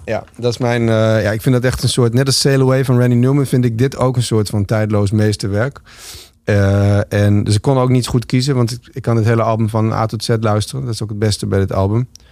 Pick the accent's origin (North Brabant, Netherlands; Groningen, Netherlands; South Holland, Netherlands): Groningen, Netherlands; Winsum; ik groeide op in Winsum